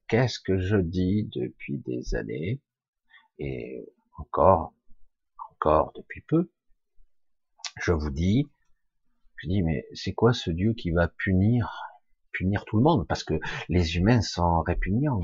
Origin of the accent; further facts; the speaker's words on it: France; je suis français